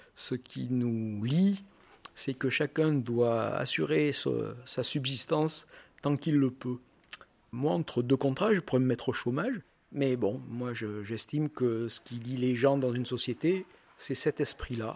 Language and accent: French; Aurillac, Auvergne-Rhône-Alpes, France; je viens du centre de la France, je viens d'Aurillac